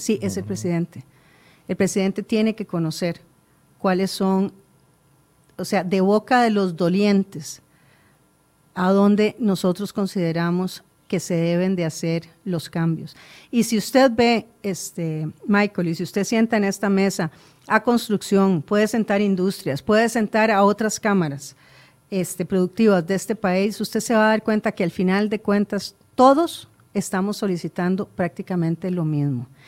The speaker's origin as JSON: {"language": "Spanish", "country": "Costa Rica", "said": "Todos somos costarricenses"}